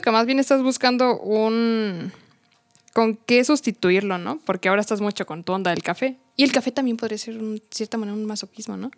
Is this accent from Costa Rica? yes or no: no; Mexico; nuestro orgullo como mexicano